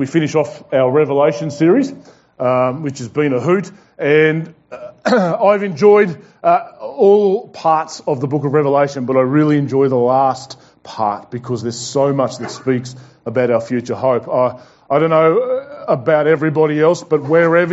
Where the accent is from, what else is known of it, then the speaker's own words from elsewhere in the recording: Tasmania, Australia; now in Brisbane, Australia; We are not from Brisbane. We're from Tasmania